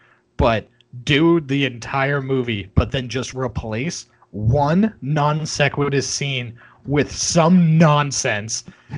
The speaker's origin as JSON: {"language": "English", "town": "Boston", "region": "Massachusetts", "country": "United States", "said": "I am from Boston and the surrounding area."}